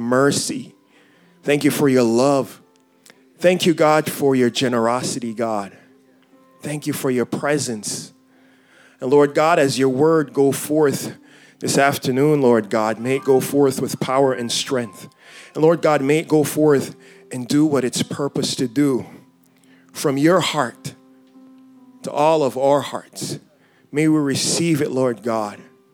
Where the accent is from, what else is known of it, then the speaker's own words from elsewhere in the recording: Jamaica; moved away; I grew up in Jamaica. Born and raised there